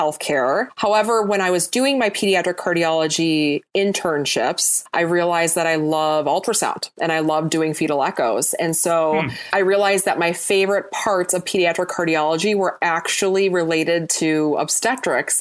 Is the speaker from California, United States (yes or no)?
no; Wisconsin, United States; moved away as an adult; also born or lived in Michigan; now in Twin Cities, United States; I grew up in Wisconsin